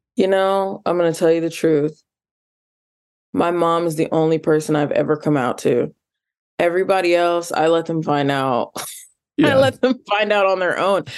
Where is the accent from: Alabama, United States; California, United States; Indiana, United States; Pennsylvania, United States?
Indiana, United States; Indianapolis; growing up in Indianapolis, which is rural adjacent